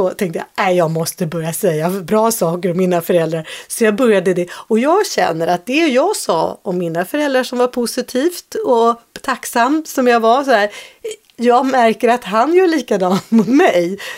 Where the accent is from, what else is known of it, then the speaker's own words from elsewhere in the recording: Norway; Swedish is a second language; now in Sweden; och så sa jag, ja, jag är ny här, jag kommer från Norge.